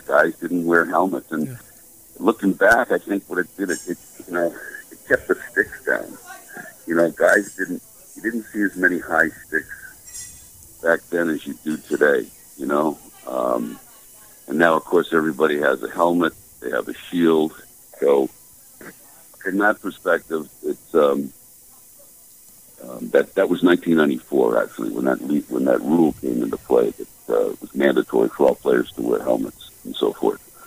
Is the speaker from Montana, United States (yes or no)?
no; outside of Boston, Massachusetts, United States; growing up outside of Boston